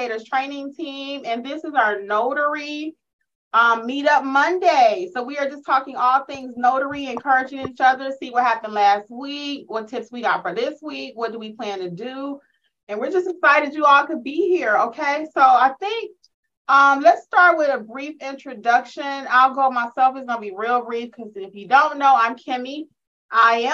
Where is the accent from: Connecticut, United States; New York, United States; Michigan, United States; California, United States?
Michigan, United States; Detroit; y'all know I'm from Detroit